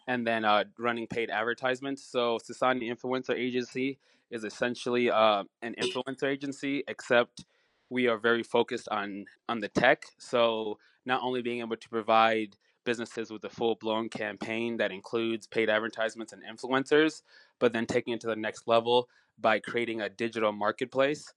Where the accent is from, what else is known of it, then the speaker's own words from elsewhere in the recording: Kalamazoo, Michigan, United States; also born or lived in Harare, Zimbabwe; I was born in Harare, Zimbabwe. And my family and I came here for, you know, the American dream in 2001. And then from there, basically, you know, went through Kalamazoo schools, college